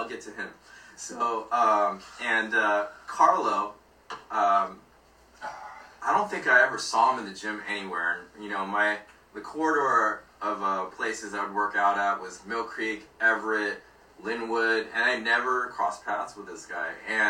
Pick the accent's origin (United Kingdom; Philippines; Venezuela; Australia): Philippines; because we're both Filipino.